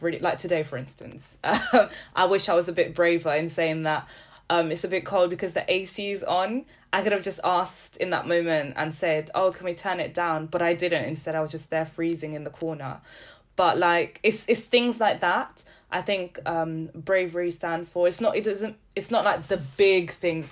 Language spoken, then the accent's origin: English; Setúbal, Portugal; I was born in Garcia da Horta, which is the hospital in Setúbal